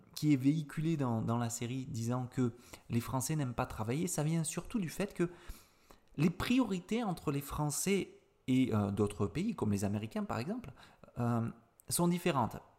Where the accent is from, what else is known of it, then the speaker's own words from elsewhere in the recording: Avignon, Provence-Alpes-Côte d'Azur, France; je suis originaire d'Avignon, donc du sud-est de la France